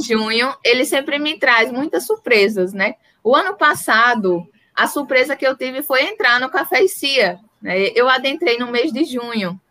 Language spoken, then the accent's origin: Portuguese; Northeast Brazil, Brazil; sou nordestina